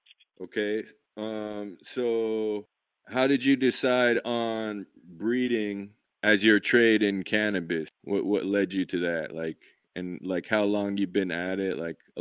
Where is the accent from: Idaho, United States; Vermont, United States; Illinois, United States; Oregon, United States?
Idaho, United States; growing up in Idaho